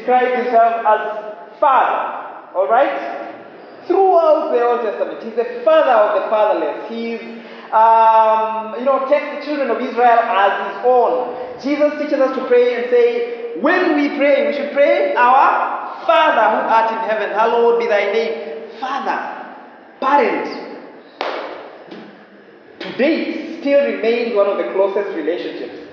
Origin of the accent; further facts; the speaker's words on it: Western Kenya, Kenya; I am from Western Kenya, married to a girl from Central Kenya